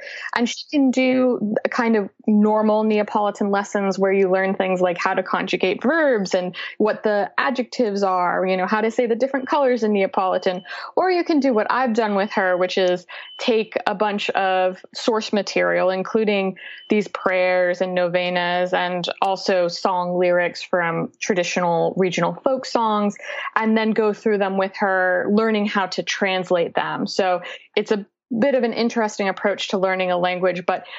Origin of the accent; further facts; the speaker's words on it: Massachusetts, United States; now in Brooklyn, United States; I live in Brooklyn, but I grew up in Massachusetts, and I grew up with the Italian-American heritage on both sides of the family. So my father's people are from Abruzzo, and my mother's people are from Campania